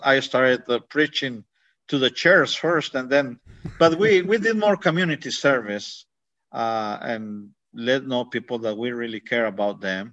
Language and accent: English; Ciudad Juárez, Chihuahua, Mexico; English is a second language; moved away as an adult; also born or lived in Mexico City / Laredo, Texas; now in Lenoir City, United States; I'm originally from Ciudad Juarez, Chihuahua, Mexico. I grew up there until 17